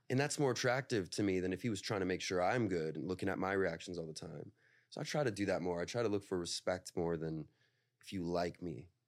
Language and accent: English; Northern California, United States; I'm from NorCal